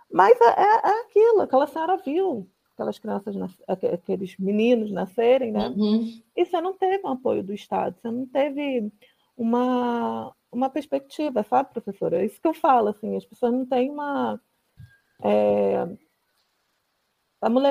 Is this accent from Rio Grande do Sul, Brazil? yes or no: no; Rio de Janeiro, Brazil; E eu sou do Rio de Janeiro, né? Então, uhum. eu não, eu não sou de São Gonçalo, mas conheço muita gente que mora ali